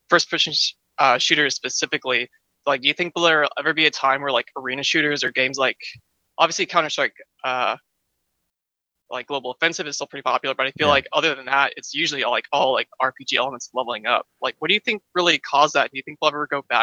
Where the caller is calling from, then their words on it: Houston, Texas, United States; Hi, this is uh … from Houston.